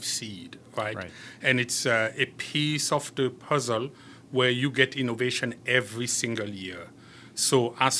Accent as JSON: {"language": "English", "country": "Cameroon", "also_born_or_lived": "France", "moved": "yes", "lives_now": "United States", "said": "I am originally from Cameroon, although today I'm a proud French-American citizen."}